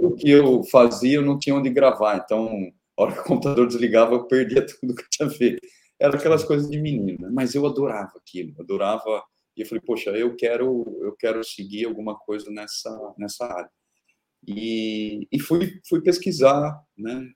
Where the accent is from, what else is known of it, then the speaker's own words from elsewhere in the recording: Araraquara, São Paulo, Brazil; eu nasci em Araraquara, interior de São Paulo, no Brasil